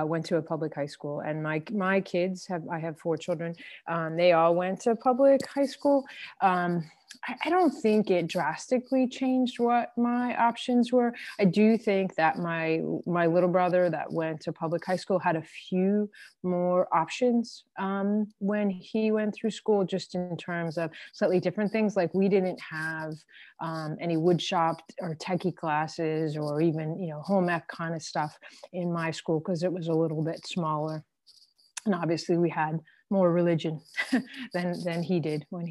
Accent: Freehold, New Jersey, United States; I grew up in Freehold, New Jersey, Central Jersey.

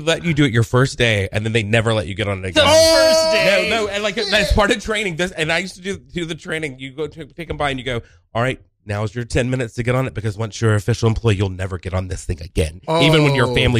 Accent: Connecticut, United States; I'm from Connecticut.

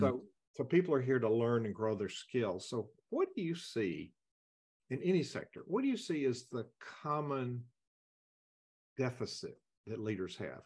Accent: the South, United States; I'm a Southerner

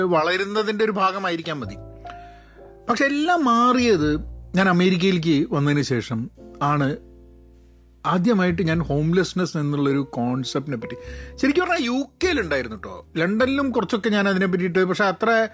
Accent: Kozhikode, Kerala, India; moved away as an adult; also born or lived in United Kingdom / London; now in United States; ഞാനൊക്കെ കോഴിക്കോട് ജനിച്ച് വളർന്ന് വരുന്ന സാഹചര്യത്തിലൊക്കെ തന്നെ വളരെ പ്രിവിലേജ്ഡ് ആയിട്ടാണ്

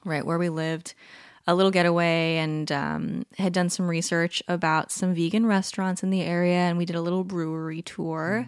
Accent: Palm Desert, California, United States; moved away; We are recording this episode from my hometown. We're on a little getaway, a little Airbnb in Palm Desert, California

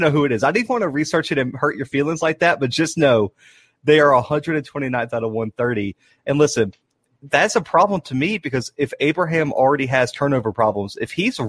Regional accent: Mobile, Alabama, United States; We're both from Mobile with South Alabama.

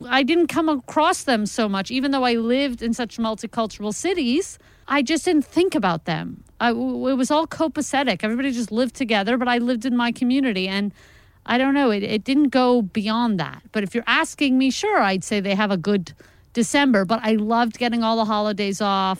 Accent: New York, United States; now in Los Angeles, United States; I'm originally from New York.

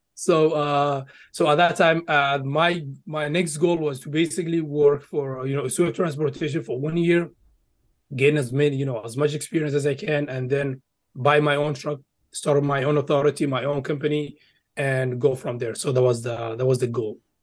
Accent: Egypt; now in United States; I did grow up in Egypt. So I lived there for, you know, for, uh, almost twelve years and then migrated to the U S back in, uh, twenty twelve.

